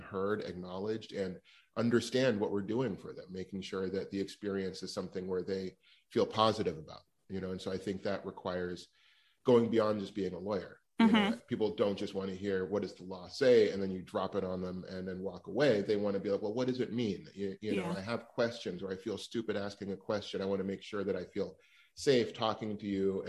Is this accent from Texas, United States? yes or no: no; Los Angeles, California, United States; also born or lived in New York; I grew up in Los Angeles